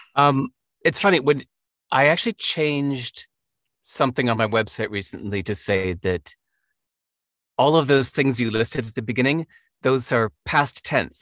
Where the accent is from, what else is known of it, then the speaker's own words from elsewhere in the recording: United States; growing up in America